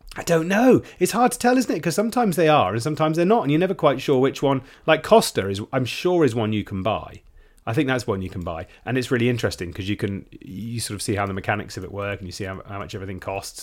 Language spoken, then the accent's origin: English; United Kingdom; as a Brit